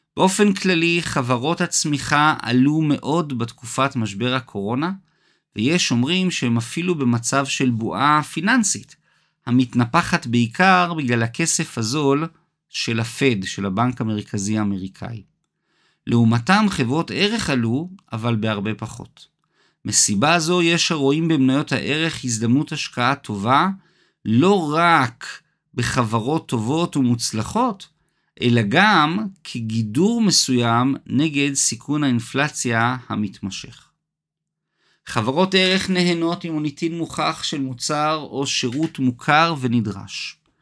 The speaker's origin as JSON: {"language": "Hebrew", "country": "Israel", "said": "הזיכרון הקולקטיבי הכואב שלנו, כישראלים"}